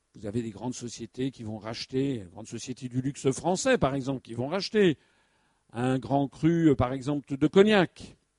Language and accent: French; France; nous, Français